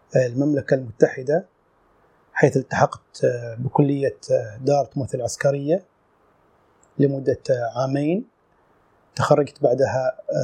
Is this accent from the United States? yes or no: no; Sur, South Ash Sharqiyah, Oman; moved away as an adult; من مواليد صور العام 1970 آه، عشت في هذه المدينة حتى العام 1987